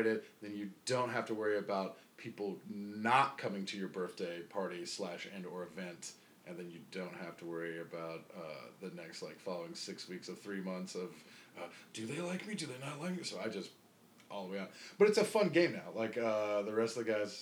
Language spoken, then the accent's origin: English; High Point, North Carolina, United States; moved away; also born or lived in Greensboro, North Carolina / Winston-Salem, North Carolina; I'm born and raised in a place called High Point, North Carolina, which is the furniture capital of the world